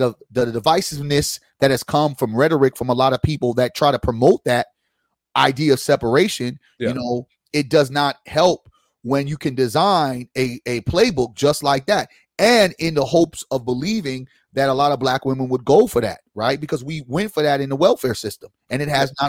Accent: United States; I'm Haitian and I was born in America

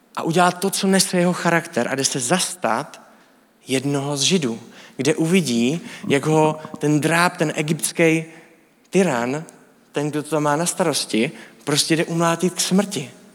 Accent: Czechia; my jako Evropani, jako Češi

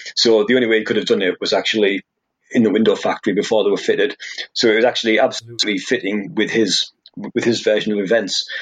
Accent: Hartlepool, North East England, United Kingdom; I'm from Hartlepool, so that's the Teesside area, south of Newcastle

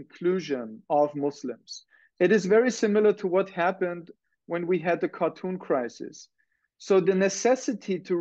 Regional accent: Austria; now in Massachusetts, United States; I am from Austria. And as somebody who has grown up in the German-speaking country

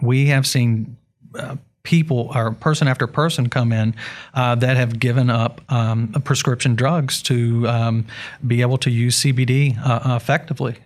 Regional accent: West Virginia, United States; We are from West Virginia

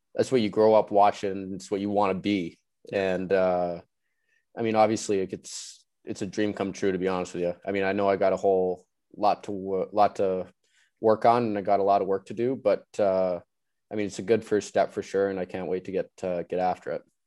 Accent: Vancouver, British Columbia, Canada; moved away; growing up in Vancouver

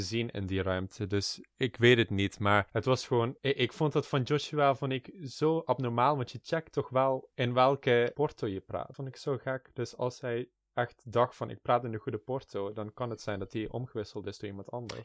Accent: South Limburg, Netherlands; En ik kom uit Zuid-Limburg, waar ik ook opgegroeid ben

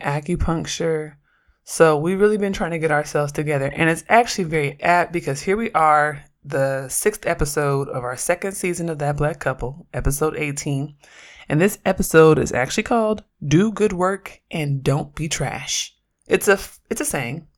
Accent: Oakland, California, United States; I'm from Oakland

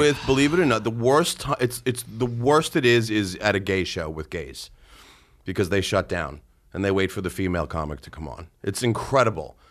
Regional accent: Long Island, New York, United States; I grew up on Long Island

